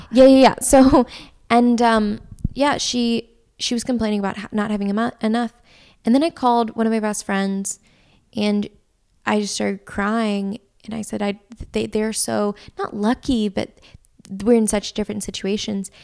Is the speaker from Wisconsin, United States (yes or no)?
no; West Tennessee, United States; I'm from West Tennessee